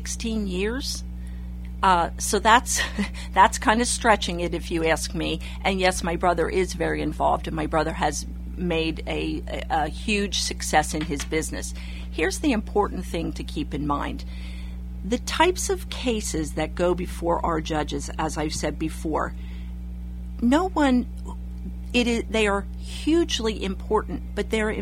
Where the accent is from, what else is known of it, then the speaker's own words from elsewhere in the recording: Campbelltown, Pennsylvania, United States; also born or lived in Palmyra, Pennsylvania; I grew up in Campbelltown